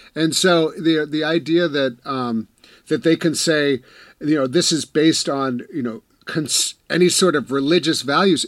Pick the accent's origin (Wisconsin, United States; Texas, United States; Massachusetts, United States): Wisconsin, United States; I'm from Wisconsin